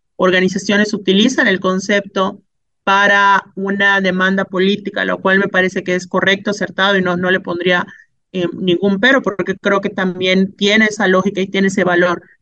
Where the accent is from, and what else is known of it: Mexico